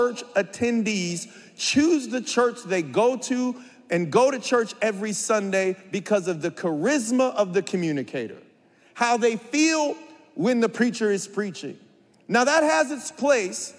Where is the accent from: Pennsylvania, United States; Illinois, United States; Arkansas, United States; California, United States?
California, United States; San Bernardino; I'm from San Bernardino from a very young age, as long as I can remember, from 3 years old